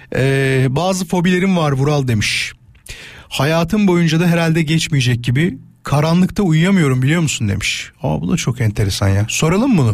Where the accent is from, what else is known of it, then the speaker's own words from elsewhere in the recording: İzmit, Kocaeli, Turkey; Ben İzmitliyim.